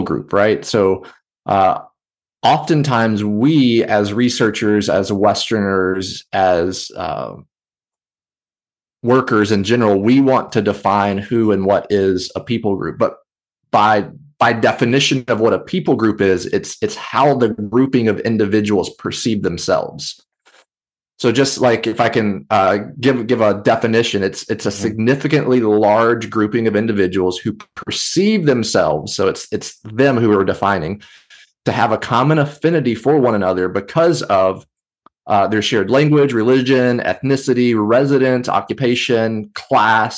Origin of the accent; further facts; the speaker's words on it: Portland, Tennessee, United States; now in Texas, United States; I grew up in the city of Portland, Tennessee. No one knows where that is. So now that I live in Texas